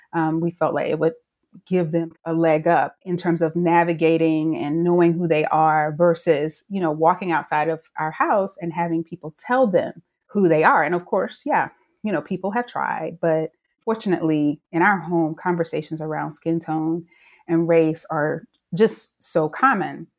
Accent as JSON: {"language": "English", "region": "North Carolina", "country": "United States", "tie": "born or raised there", "said": "I grew up in North Carolina"}